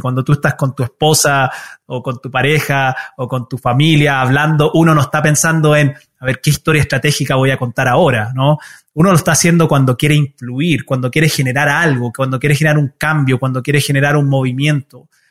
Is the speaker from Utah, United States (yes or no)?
yes; Utah, United States; first language Spanish; also born or lived in Chile; me crié en los Estados Unidos